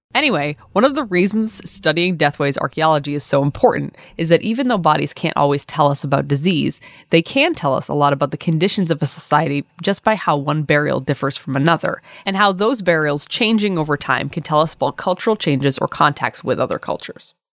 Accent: Plymouth, Massachusetts, United States; Plymouth, Massachusetts is my hometown

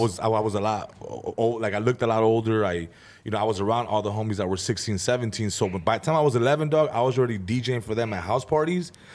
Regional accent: San Fernando, California, United States; also born or lived in Van Nuys; I was born in Van Nuys, grew up in San Fernando, uh, moved around, but for the most part, just kinda grew up in San Fernando

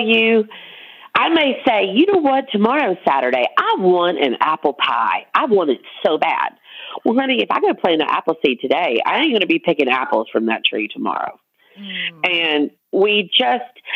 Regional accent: Montgomery, Alabama, United States; now in Louisiana, United States; I'm originally from Montgomery, Alabama

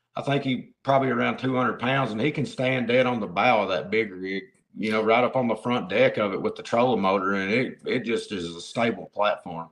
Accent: Central Kentucky, United States; I am from Central Kentucky. Is the easiest way to put that. I'm outside of Lexington

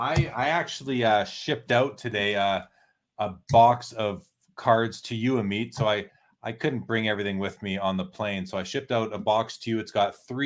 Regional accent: Canada; Yeah, basically, Kurt, you know, as a Canadian vendor, I will take your Canadian dollars

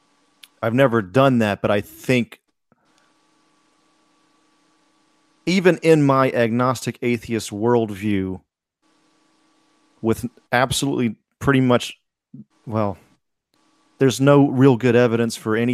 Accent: United States; also born or lived in Alabama / Georgia; growing up in the area that I grew up in Alabama and Georgia

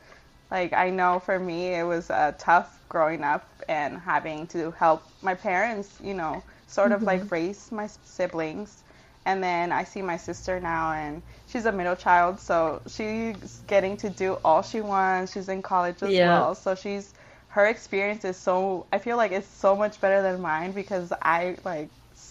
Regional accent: Michoacán, Mexico; We're from Michoacán, so shout

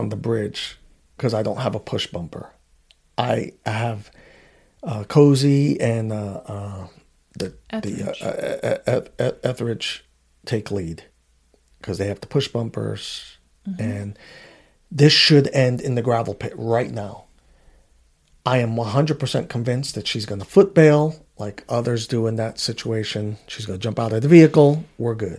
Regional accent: New York City, New York, United States; moved away; I grew up in Queens, New York. In Woodhaven, I lived in the Wyckoff apartments

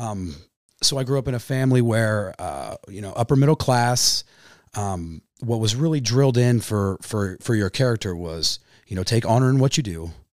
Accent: Pomona Lake, Kansas, United States; also born or lived in Wichita, Kansas; I grew up on Pomona Lake. My family moved from Wichita in the nineties, uh, when I was a little kid.

